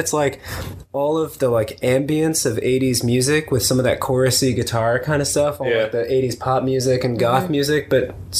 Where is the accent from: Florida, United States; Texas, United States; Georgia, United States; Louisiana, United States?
Florida, United States; Miami; growing up in Miami, it was kind of like a country music desert